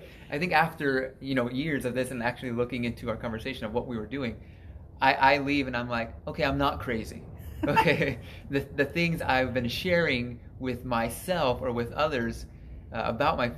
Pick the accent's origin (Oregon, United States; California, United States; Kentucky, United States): California, United States; Porterville; now in Fresno, United States; I grew up with that congregation down in my hometown in Porterville